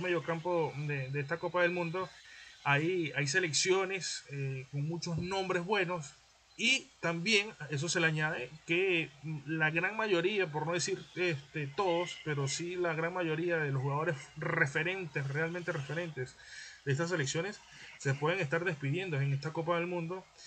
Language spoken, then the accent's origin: Spanish; Venezuela; now in Lima, Peru; nosotros como venezolanos